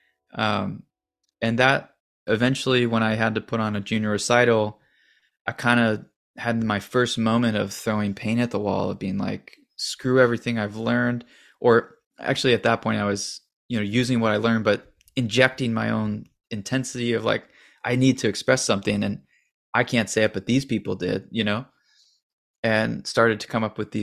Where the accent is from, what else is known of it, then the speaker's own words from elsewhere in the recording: St. Louis, Missouri, United States; I grew up in St. Louis